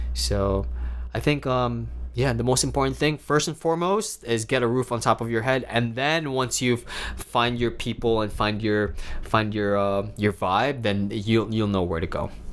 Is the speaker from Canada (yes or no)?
no; Davao City, Davao Region, Philippines; also born or lived in Manila, Philippines; now in New York City, United States; where I'm from, I'm from Davao City, and I absolutely love it